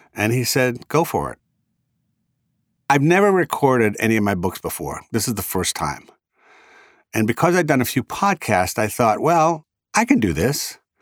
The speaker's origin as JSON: {"language": "English", "region": "Rhode Island", "country": "United States", "accent": "Rhode Island", "said": "my Rhode Island accent"}